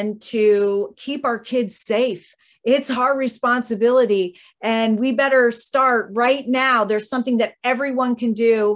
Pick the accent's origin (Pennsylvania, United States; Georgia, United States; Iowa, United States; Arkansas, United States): Arkansas, United States; you're from Arkansas and I am too